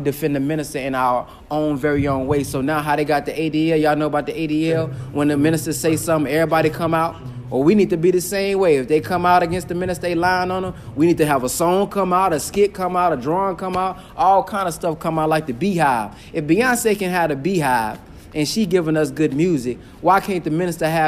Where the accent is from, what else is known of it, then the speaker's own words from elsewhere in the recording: Dallas, Texas, United States; I'm from Texas, Dallas, Texas